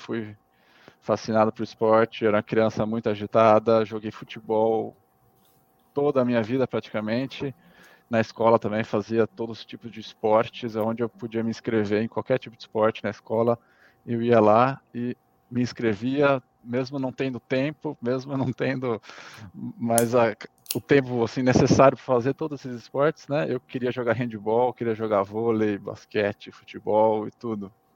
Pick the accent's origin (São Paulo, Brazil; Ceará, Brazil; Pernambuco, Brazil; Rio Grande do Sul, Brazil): São Paulo, Brazil; Valinhos; moved away as an adult; now in Munich, Germany; Mas eu cresci e vivi é, praticamente a minha vida toda no interior de São Paulo, na cidade em Valinhos, perto de Campinas